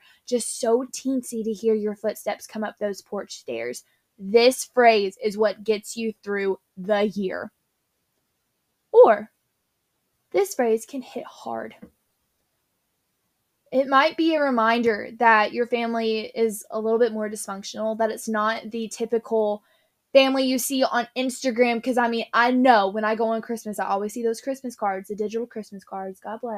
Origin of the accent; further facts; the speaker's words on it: Tennessee, United States; I'm from Tennessee